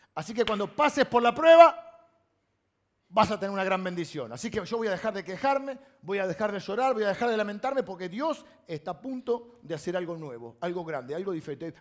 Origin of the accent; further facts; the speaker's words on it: Castelar, Buenos Aires Province, Argentina; yo soy de Castelar